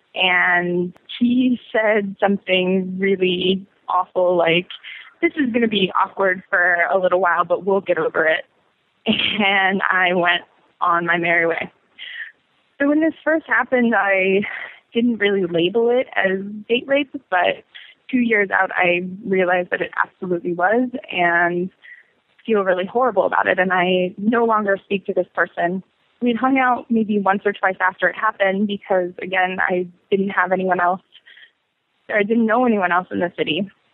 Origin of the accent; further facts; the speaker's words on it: Colorado, United States; moved away as an adult; now in New York City, United States; I'm originally from Colorado, um, and I've lived in New York for almost two years exactly